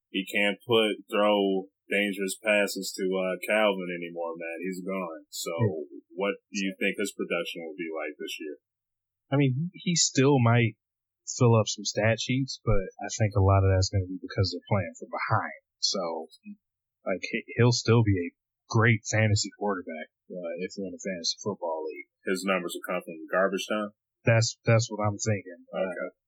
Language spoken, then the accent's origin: English; Michigan, United States; we're from Michigan, man.